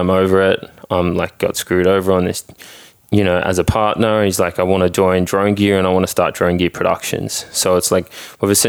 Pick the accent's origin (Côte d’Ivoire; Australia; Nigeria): Australia; moved away as an adult; now in United States; I'm licensed in Australia